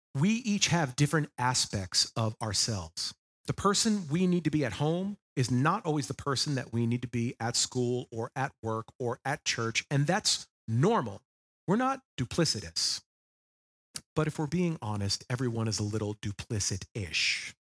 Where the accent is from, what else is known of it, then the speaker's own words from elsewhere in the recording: Long Island, New York, United States; moved away; I was born and raised on the East Coast on Long Island, New York. It will always be my homeland.